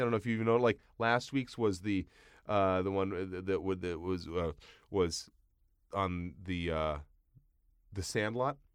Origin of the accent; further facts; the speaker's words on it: Long Island, New York, United States; I grew up in Long Island, a lot of Jewish families